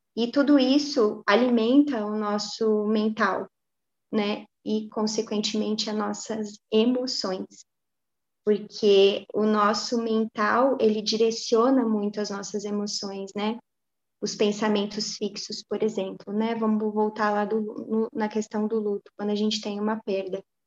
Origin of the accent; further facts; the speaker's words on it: Pouso Alegre, Minas Gerais, Brazil; na minha cidade natal, que é Pouso Alegre, né, de onde a gente está falando